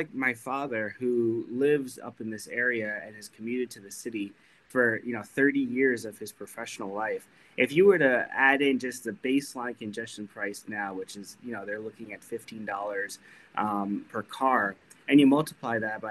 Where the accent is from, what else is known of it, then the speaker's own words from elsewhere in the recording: East Fishkill, New York, United States; I was a council member in my hometown of East Fishkill for about 5 years.